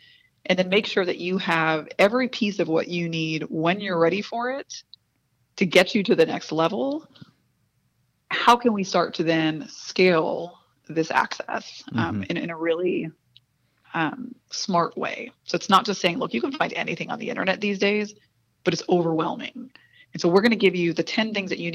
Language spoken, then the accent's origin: English; Spring, Texas, United States; I grew up in Spring, Texas, the daughter of a Bolivian immigrant